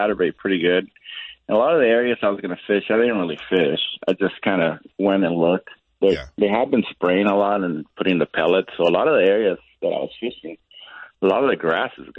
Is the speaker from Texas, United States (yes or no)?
no; Southern California, United States; moved away; I grew up in Southern California.